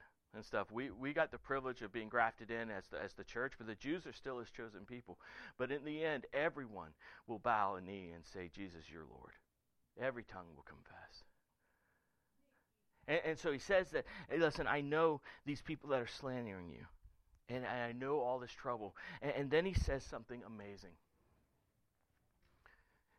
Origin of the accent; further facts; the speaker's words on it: the South, United States; I was raised in the South by a West Virginia hillbilly